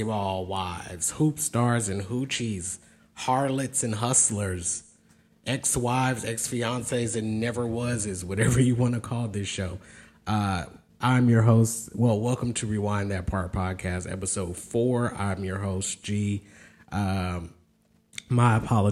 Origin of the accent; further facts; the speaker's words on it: California, United States; moved away as an adult; now in the South, United States; born and raised in California, but has lived in the South for a good while